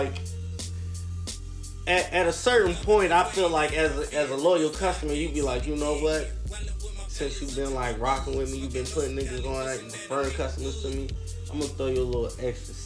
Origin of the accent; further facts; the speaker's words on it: Tarboro, North Carolina, United States; moved away; I'm originally from Tarboro, North Carolina